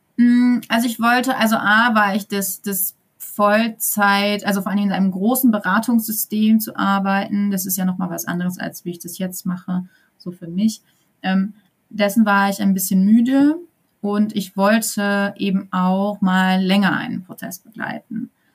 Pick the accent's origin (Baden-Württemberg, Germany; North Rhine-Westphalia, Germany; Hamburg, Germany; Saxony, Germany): North Rhine-Westphalia, Germany; Sauerland; moved away as an adult; also born or lived in eastern Germany / Cologne; now in Gütersloh area, Germany; ich komme aus dem Sauerland ursprünglich